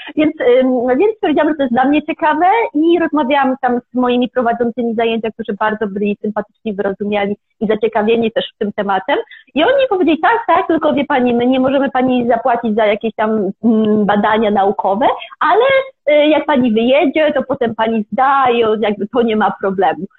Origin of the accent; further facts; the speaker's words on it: Kielce, Świętokrzyskie Voivodeship, Poland; moved away as an adult; also born or lived in Kraków / India; pochodzę z Kielc, więc z Kielc do Krakowa się przeprowadziłam